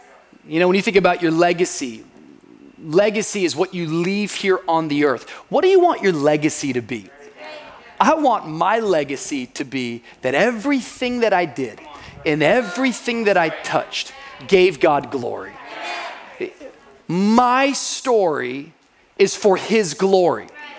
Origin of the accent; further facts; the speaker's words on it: Miami, Florida, United States; I'm from Miami.